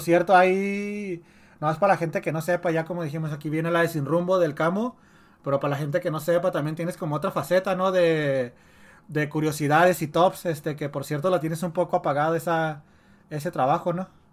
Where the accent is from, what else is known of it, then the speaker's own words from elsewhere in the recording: Ciudad Juárez, Chihuahua, Mexico; soy de Juárez